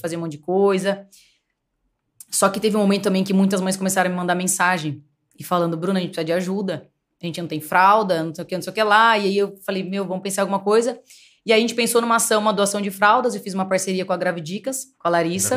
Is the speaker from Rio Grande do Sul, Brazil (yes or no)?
no; Paulínia, São Paulo, Brazil; eu nasci aqui em Paulínia e minha família sempre foi de comerciante